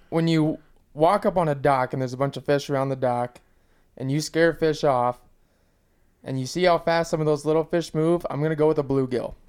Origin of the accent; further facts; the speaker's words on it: Texas, United States; now in Minnesota, United States; my whole life growing up in Texas